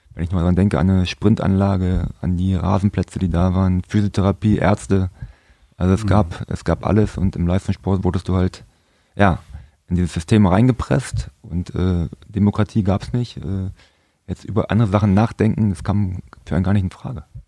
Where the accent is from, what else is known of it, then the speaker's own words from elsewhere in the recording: Berlin, Germany; moved away; also born or lived in Frankfurt (Oder); Mein Vater war auch früher Fußballer gewesen und ich bin in Berlin geboren